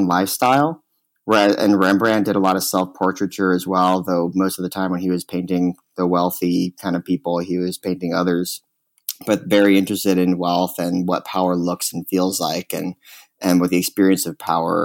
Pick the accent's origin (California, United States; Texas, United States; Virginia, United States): Texas, United States; Austin; moved away; also born or lived in Chicago; I was born in Texas, in Austin, Texas. In a neighborhood there called Dove Springs, which is in a part of Austin, on the east side of Austin, that is very working class and traditionally very black and brown